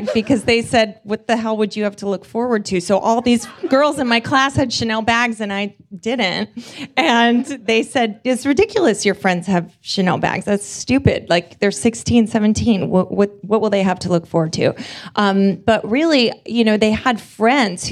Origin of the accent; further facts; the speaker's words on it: New York City, New York, United States; I grew up in New York City in the 70s